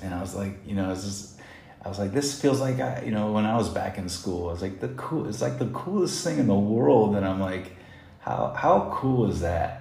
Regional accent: Indiana, United States; moved away as an adult; now in Vietnam; I'm from Indiana

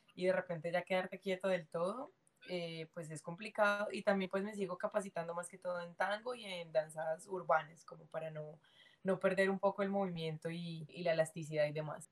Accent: Colombia; moved away as an adult; also born or lived in China; now in United States

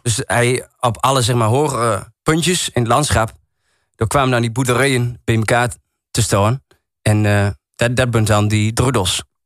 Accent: Enter, Overijssel, Netherlands; accent: Achterhoeks; first language Achterhoeks; now in Goor, Netherlands; Ja, ik woon nu in Goa. Ik heb altijd in Ente gewoond. Als ze me vragen, waar kom je vandaan? Ik zal nooit zeggen, ik kom uit Goa. Ja, ik kom wel uit Goa, maar ik zal zeggen, ik kom uit Ente.

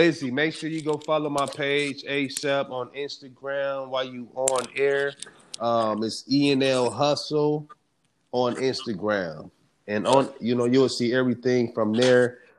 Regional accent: East Coast, United States; So, like, growing up on the East Coast music from …, …, …, you know

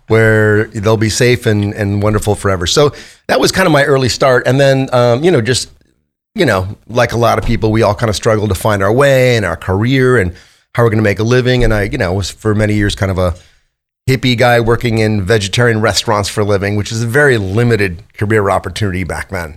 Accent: Los Angeles, California, United States; I grew up in Van Nuys, California

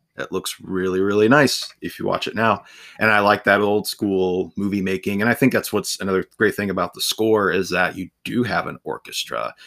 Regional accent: Ohio, United States; I'm from Ohio, so I am surrounded by cornfields all the time

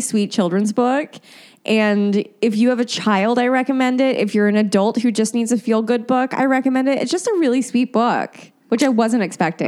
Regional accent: Indiana, United States; moved away; a radio show that oh. was in my hometown called Bob and Tom

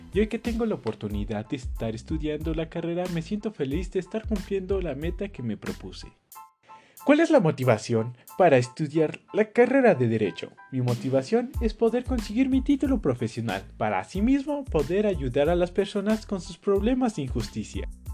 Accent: Colima, Mexico; now in Jocotitlán, Mexico; Nací en Colima, actualmente resido en Jocotitlán, Estado de México

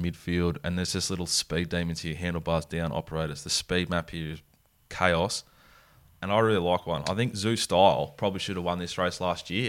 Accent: Sydney, New South Wales, Australia; born and bred in the Southern Shire

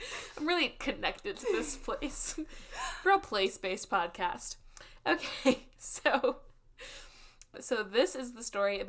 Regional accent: Maysbrook, West Midlands, United Kingdom; I'm from Maysbrook in Shropshire.

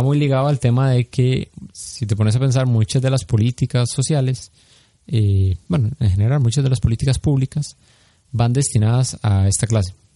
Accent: Costa Rica

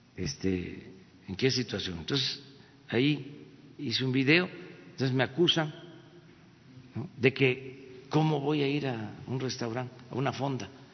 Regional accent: Mexico; somos los mexicanos creativos

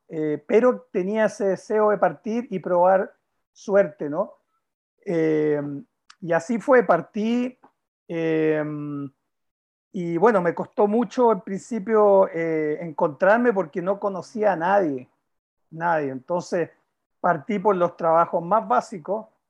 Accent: Chile; como chileno

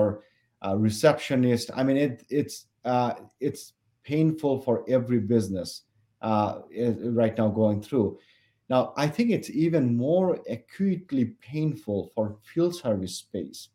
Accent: Bangladesh; moved away as an adult; now in Minnesota, United States; when I was growing up in Bangladesh, it's a tropical place.

